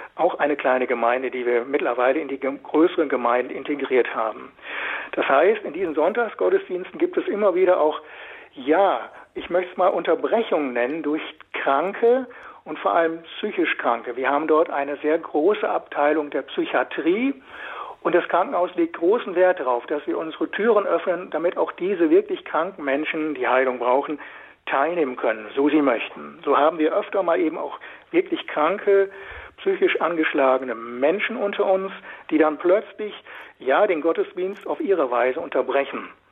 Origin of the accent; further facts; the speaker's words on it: Münsterland, North Rhine-Westphalia, Germany; moved away as an adult; also born or lived in Osnabrück area, Westphalia; now in Berlin, Germany; gebürtig aus dem Münsterland